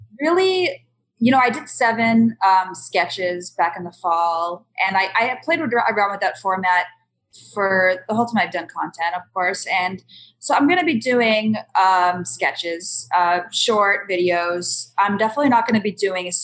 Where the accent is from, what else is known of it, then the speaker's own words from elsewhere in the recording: East Coast, United States; moved away as an adult; also born or lived in Boston / New York / Las Vegas; now in United Kingdom; I'm from the East Coast. I came to Boston. I went to school in New York.